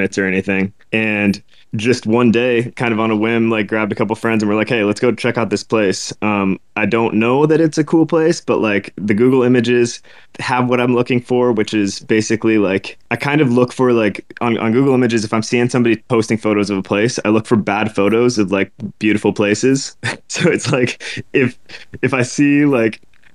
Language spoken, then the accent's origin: English; Portland, Oregon, United States; born and raised in Portland, Oregon